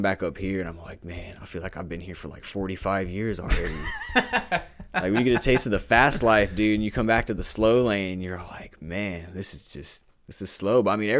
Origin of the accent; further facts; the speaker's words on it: Houston, Texas, United States; I know I told a lot of people I'm from Houston. I mean, I call myself from Houston, bro, because that's where, like, the birth of me, I feel like the birth of, like, who I really was came out living down there